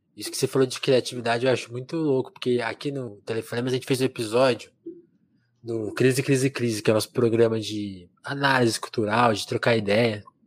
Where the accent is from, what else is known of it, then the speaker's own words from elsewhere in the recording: interior of São Paulo, Brazil; eu sou de interior de São Paulo